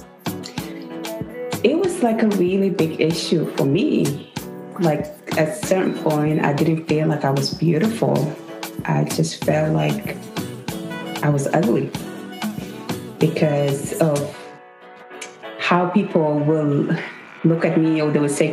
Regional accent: South Sudan; now in United States; I'm from South Sudan.

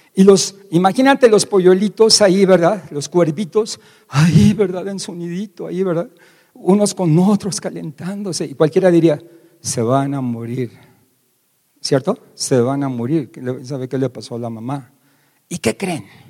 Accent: Mexico; como decimos aquí en México

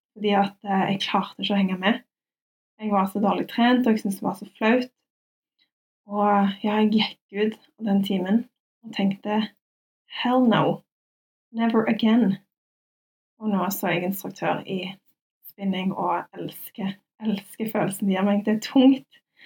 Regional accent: Stavanger, Rogaland, Norway; Jeg er fra Madla

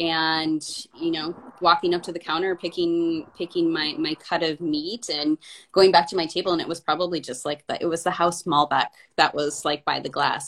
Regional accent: United States; now in Portland, United States; I'm from an American, but I didn't learn Spanish at home

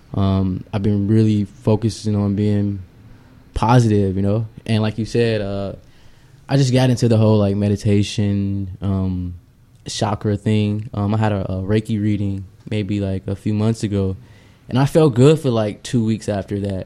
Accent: United States; as American kids, we would go home after school

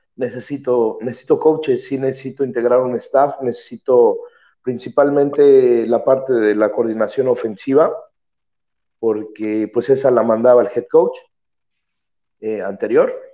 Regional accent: Mexico; moved away; soy el único mexicano, bueno, ya era el único mexicano, pero ahora soy el único mexicano eh, por acá

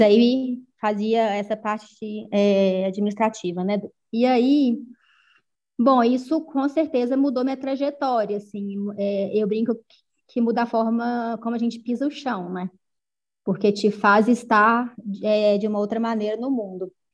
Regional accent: interior of Minas Gerais, Brazil; also born or lived in Belo Horizonte; Então, mineira, eu acho que é fundamental na, né, na minha trajetória, o fato de vir do interior de Minas

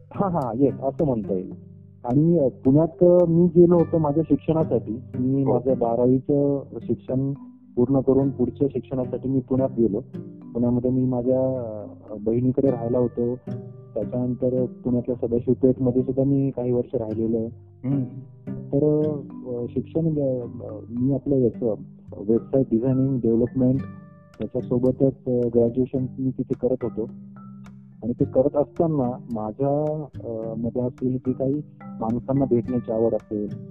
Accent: Marathi, Maharashtra, India; मुळात मी स्वतः मराठी आहे

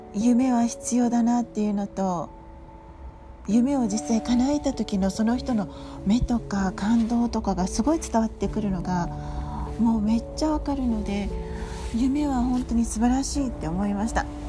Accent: Okinawa, Japan; accent: Okinawan; ちょっと沖縄っぽい方言とか訛りが出るんですけど

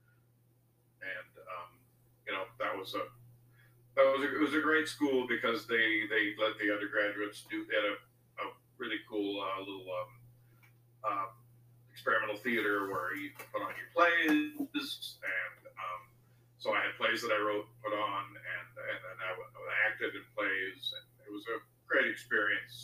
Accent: D.C., District of Columbia, United States; I grew up outside of Washington, D.C.

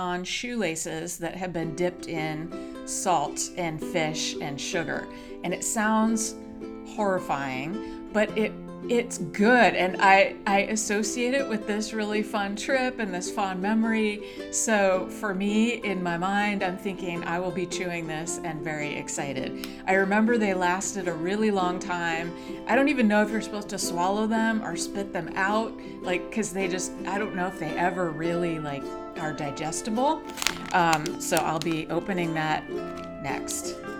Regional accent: Hawaii, United States; But in kindergarten, in fifth grade, I grew up in Hawaii. And we were so lucky to be stationed there.

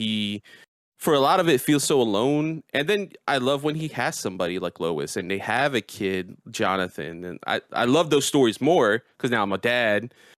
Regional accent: United States; born in America, you know, the island my people are from is Puerto Rico

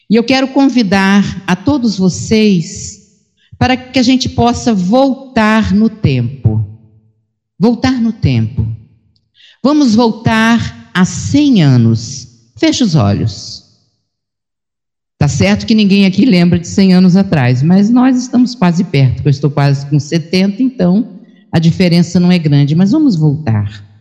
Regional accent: Três Rios, Rio de Janeiro, Brazil; em Três Rios, que nesse período de pandemia é a segunda vez que eu venho nesses dois anos e meio à minha terra, porque nós ficamos realmente ilhados aonde estávamos.

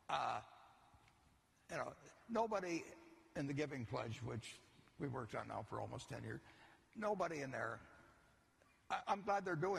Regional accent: United States; the day I was born in the United States.

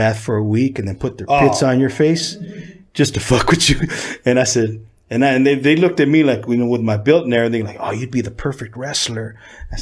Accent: Norwalk, California, United States; also born or lived in East Los Angeles, California / Lincoln Heights, Los Angeles / El Sereno, Los Angeles / City Terrace, Los Angeles; mostly Norwalk's my hometown

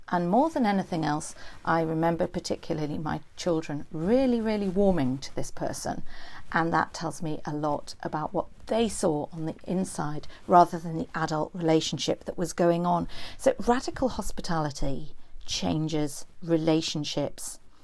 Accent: Newcastle upon Tyne, North East England, United Kingdom; now in Cumbria, United Kingdom; I grew up in a place called Gosforth, the sub-, suburb of a northern city, not the village in West Cumbria

